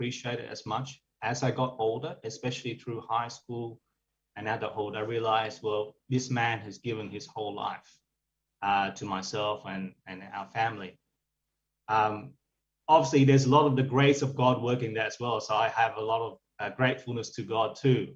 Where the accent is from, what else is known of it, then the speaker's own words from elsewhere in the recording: Sydney, New South Wales, Australia; also born or lived in Vietnam; So I grew up in the suburb in Lekemba